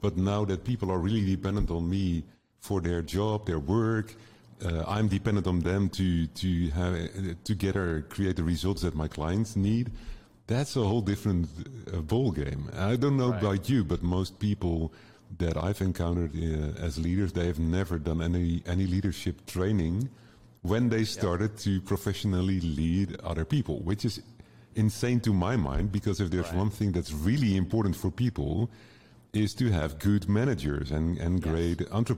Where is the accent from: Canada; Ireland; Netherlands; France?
Netherlands; English is a second language; I'm from the Netherlands.